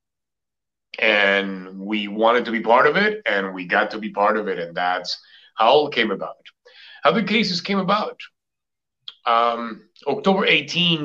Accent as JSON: {"language": "English", "country": "Colombia", "moved": "yes", "lives_now": "Boston, United States", "said": "I am from Colombia, South America."}